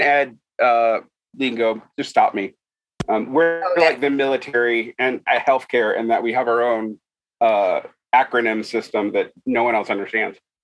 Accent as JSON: {"language": "English", "region": "Utah", "country": "United States", "tie": "born or raised there", "said": "my home state of Utah"}